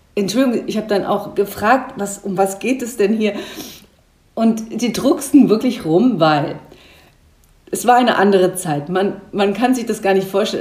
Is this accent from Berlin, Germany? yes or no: no; Rhine-Main area, Hesse, Germany; also born or lived in Wiesbaden / Frankfurt; So Rhein-Main-Gebiet ist für mich meine Heimat, war es ja auch meine Heimat und ich mag es sehr gerne hier zu leben